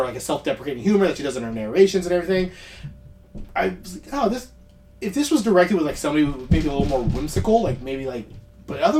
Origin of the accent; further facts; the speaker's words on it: United States; I'm an American